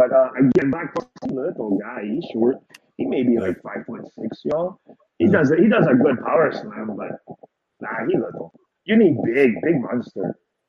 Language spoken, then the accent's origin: English; Samoa; And I say, oh, I'm from Samoa.